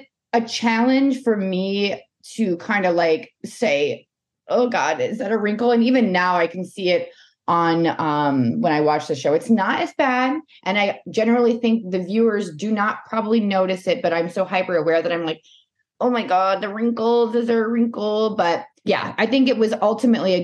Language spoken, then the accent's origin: English; the South, United States; also born or lived in New Orleans; growing up in the South